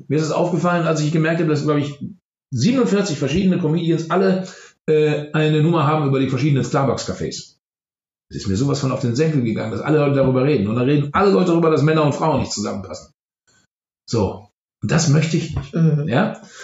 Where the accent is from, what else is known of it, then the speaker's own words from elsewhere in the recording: Germany; als Deutscher